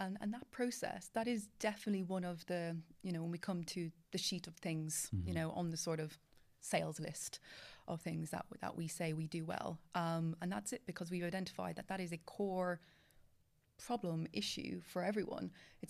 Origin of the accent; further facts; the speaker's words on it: Ireland; I am from Ireland.